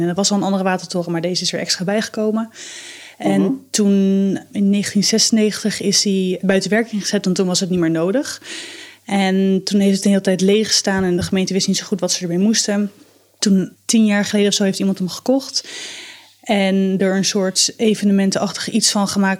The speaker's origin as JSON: {"language": "Dutch", "town": "Delft", "region": "South Holland", "country": "Netherlands", "said": "ik kom uit Delft."}